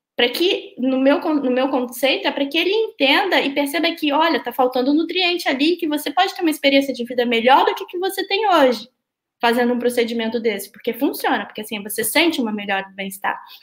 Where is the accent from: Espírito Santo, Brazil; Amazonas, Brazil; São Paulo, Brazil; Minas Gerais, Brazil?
Espírito Santo, Brazil; Vitória; now in Rio de Janeiro, Brazil; na minha cidade natal, que é Vitória